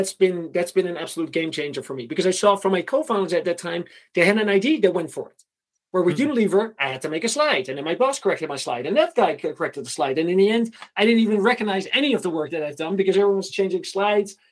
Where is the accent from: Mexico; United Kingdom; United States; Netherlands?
Netherlands; moved away as an adult; also born or lived in Groningen / Ukraine; I was from the Netherlands